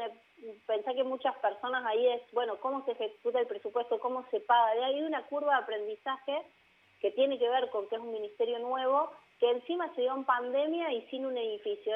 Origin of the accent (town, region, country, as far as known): Argentina